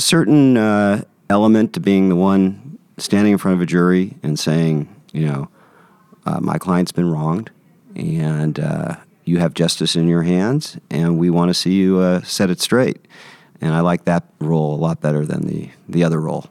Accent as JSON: {"language": "English", "town": "San Francisco", "region": "California", "country": "United States", "tie": "born or raised there", "said": "I grew up in San Francisco, San Francisco native"}